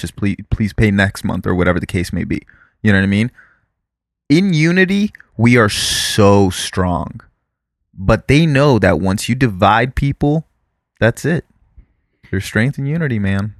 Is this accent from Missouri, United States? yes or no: no; South Florida, United States; growing up in South Florida and dealing with B S O, which is the Broward Sheriff's Office